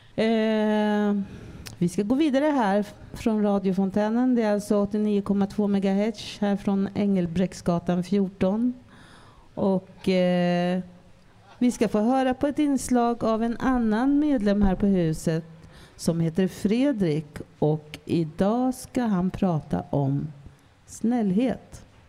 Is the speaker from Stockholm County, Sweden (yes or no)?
no; Södermanland, Sweden; also born or lived in Canada / Härnösand; ett internatboende på Kesäters folkhögskola i Södermanland där jag växte upp